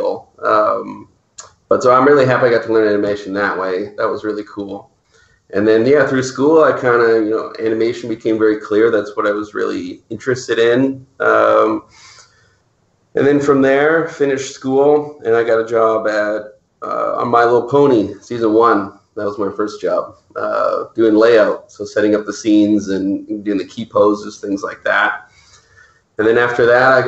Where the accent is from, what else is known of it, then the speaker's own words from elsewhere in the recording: Maple Ridge, British Columbia, Canada; I grew up in Maple Ridge, which is about an hour outside of Vancouver